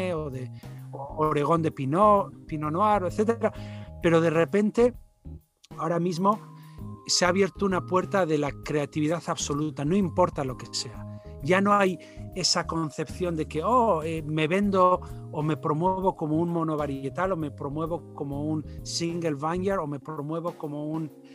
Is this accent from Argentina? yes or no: no; Basque Country, Spain; soy eh, de origen español, eh, vasco del, de la zona norte